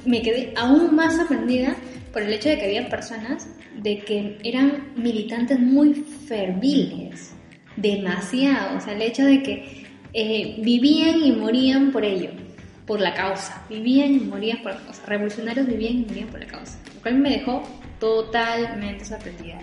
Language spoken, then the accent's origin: Spanish; Peru; nosotros como peruanos